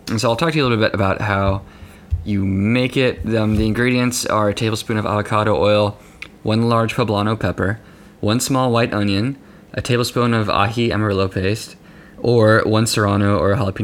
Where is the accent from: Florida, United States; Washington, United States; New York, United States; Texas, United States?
Texas, United States; Lubbock; moved away; my hometown of Lubbock